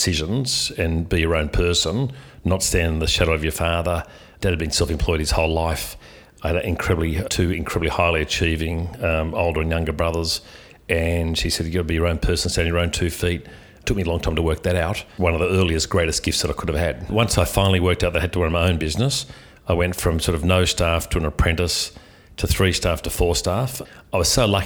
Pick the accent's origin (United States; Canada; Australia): Australia; Sydney, New South Wales; I was born in Sydney. I grew up in Killarney Heights on the northern beaches.